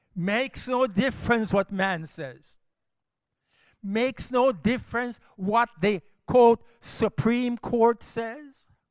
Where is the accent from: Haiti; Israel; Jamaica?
Jamaica; also born or lived in United States; I'm a Jamaican